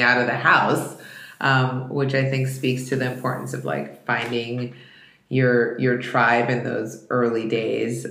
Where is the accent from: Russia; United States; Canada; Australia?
Russia; moved away; I was born in Russia